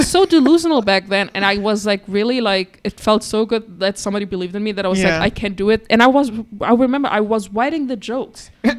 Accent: Hamburg, Germany; I grew up in the big city. Mm-hmm. I grew up in Hamburg city, like in the center, and I only know people from Hamburg.

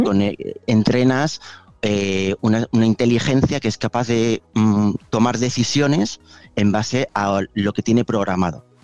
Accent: Valencia, Valencian Community, Spain; also born or lived in Madrid / Rome; yo soy originalmente de Valencia

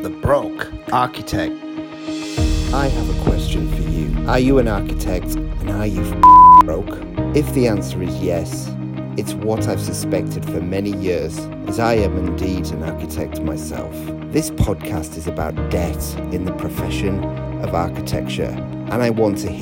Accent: Newcastle upon Tyne, North East England, United Kingdom; my hometown in Newcastle upon Tyne

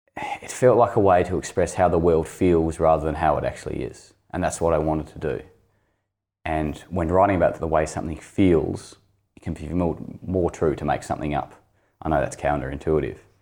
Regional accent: Launceston, Tasmania, Australia; also born or lived in Greens Beach; I grew up in Launceston

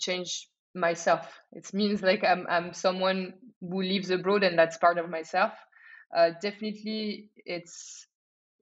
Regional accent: France; moved away as an adult; also born or lived in Shanghai, China / Hong Kong; now in Lisbon, Portugal; I am originally from France, but I've done my entire career abroad.

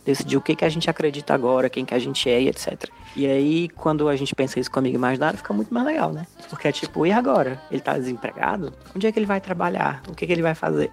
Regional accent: Aracati, Ceará, Brazil; quando eu era criança no Aracati

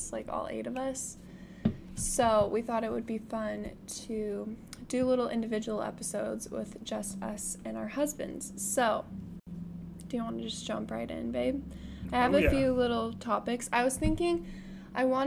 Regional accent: Las Vegas, Nevada, United States; moved away; I really liked growing up in Vegas, and I love that my parents still live there

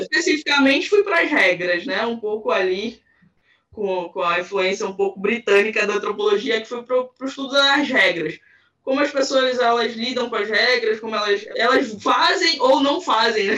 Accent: Belém, Pará, Brazil; eu sou de Belém do Pará, Amazônia aqui

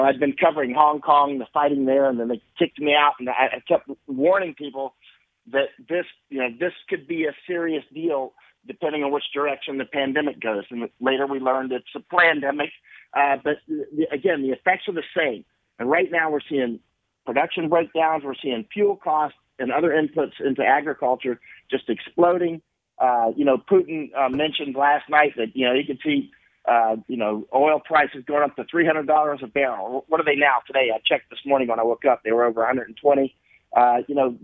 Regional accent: United States; I'm an American, you know, through the core

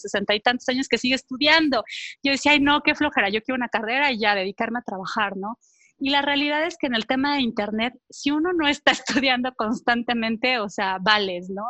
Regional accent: Veracruz, Mexico; also born or lived in Paris / Mexico City; now in Cholula, Mexico; nací, en Veracruz, pero bueno, he estado brincando de un lado a otro

